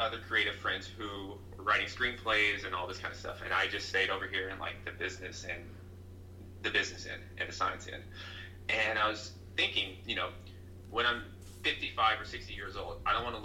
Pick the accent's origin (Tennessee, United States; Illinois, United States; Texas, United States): Tennessee, United States; also born or lived in New York; I'm from Tennessee, and Tennessee is fairly conservative compared to New York.